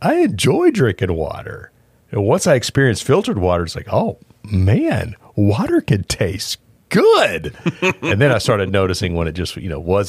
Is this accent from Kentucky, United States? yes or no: no; Pasadena, Texas, United States; also born or lived in South Houston; because I grew up in Pasadena, Texas.